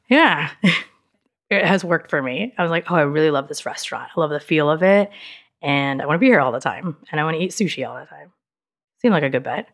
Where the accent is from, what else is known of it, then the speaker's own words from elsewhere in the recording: Dallas, Texas, United States; also born or lived in Austin, Texas; I was in Dallas until nineteen ninety-six, until I went to school